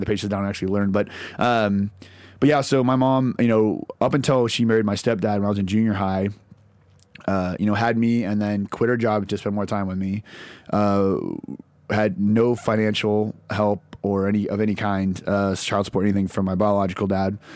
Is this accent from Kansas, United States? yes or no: yes; Lawrence, Kansas, United States; now in Nashville, United States; grew up in, uh, Lawrence, Kansas